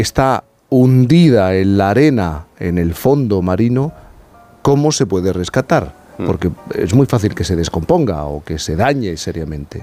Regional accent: Cádiz, Andalusia, Spain; yo soy gaditano

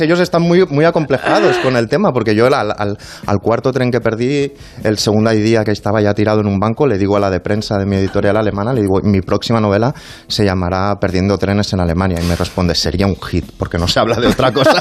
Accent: Spain

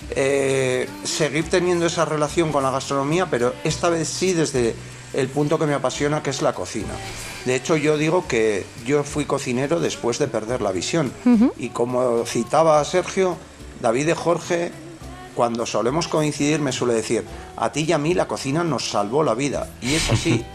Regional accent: La Rioja, Spain; somos muy riojanos

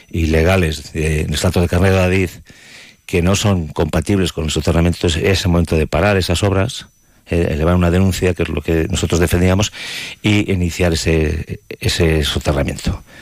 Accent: Spain; O sea, somos eh, españoles.

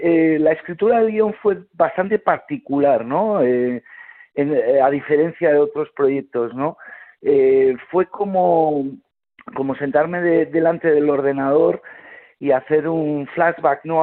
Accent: Mondragón, Basque Country, Spain; nací en Euskadi

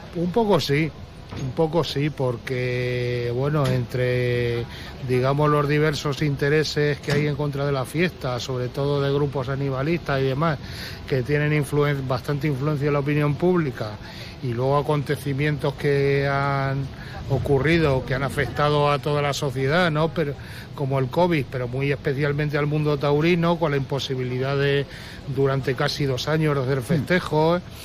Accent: Toledo, Castilla-La Mancha, Spain; Plaza de Toros de Toledo, que es de donde soy

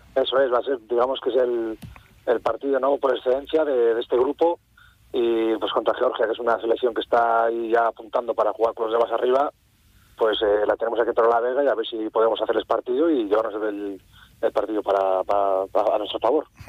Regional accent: Cantabria, Spain; en mi tierra y ante todos familiares y amigos

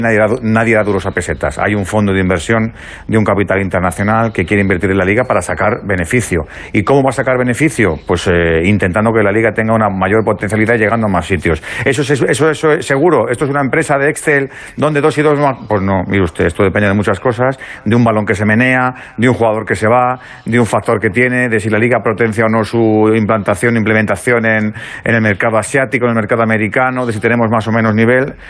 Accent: Madrid, Community of Madrid, Spain; soy de Madrid, soy vallecano, vivo en Vallecas

